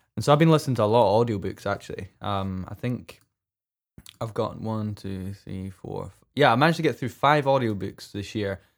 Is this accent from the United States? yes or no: no; Scotland, United Kingdom; I'm, I'm Scottish and I don't pronounce my T's.